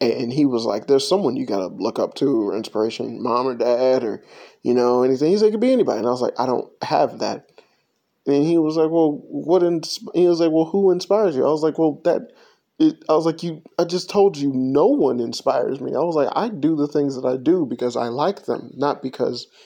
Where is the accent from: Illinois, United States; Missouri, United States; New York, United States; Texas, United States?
Illinois, United States; Chicago; when um, I was growing up in Chicago, uh, more so than anything